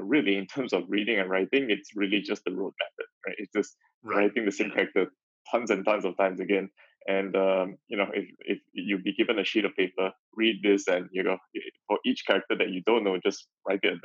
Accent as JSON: {"language": "English", "country": "Malaysia", "tie": "born or raised there", "also_born_or_lived": "Beijing, China", "moved": "yes", "lives_now": "Singapore", "said": "having been born in Malaysia, growing up in Malaysia, and, you know, now living in Singapore"}